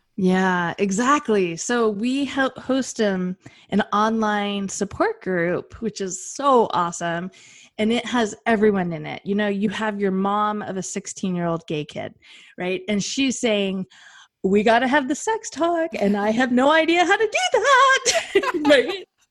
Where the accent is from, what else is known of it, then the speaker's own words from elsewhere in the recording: Western United States, United States; I am from the Western United States," like the wild, wild West